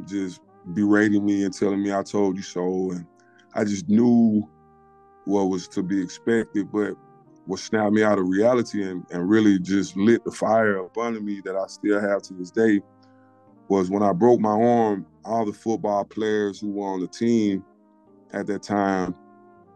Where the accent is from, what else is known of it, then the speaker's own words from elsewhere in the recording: Mobile, Alabama, United States; I grew up in Mobile